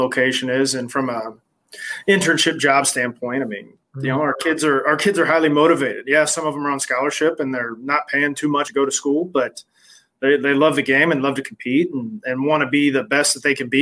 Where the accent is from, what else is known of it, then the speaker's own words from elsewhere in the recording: Muncie, Indiana, United States; also born or lived in Appleton, Wisconsin / Chicago; now in Indianapolis, United States; I knew his daughters back when I was in high school because growing up in Muncie.